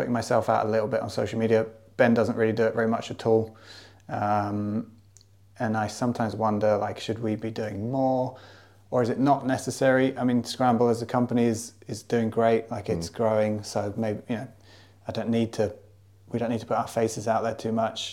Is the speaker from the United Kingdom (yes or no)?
yes; United Kingdom; also born or lived in Japan; being back in my home country